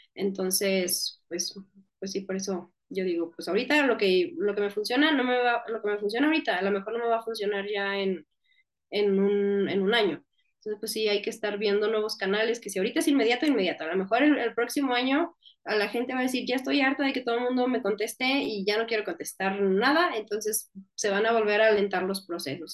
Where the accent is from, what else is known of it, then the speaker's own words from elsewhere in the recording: northern Mexico, Mexico; accent: northern Mexican, speaks more 'golpeado'; soy del norte de México y allá hablamos más golpeado